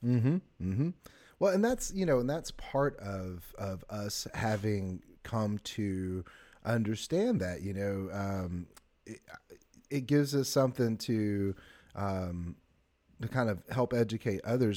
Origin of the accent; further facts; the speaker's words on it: the South, United States; as a Southerner